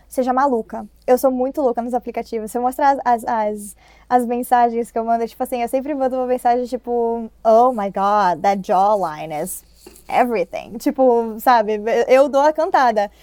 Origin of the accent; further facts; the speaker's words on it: Brazil; moved away as an adult; now in Los Angeles, United States; eu tive que acabar voltando pro Brasil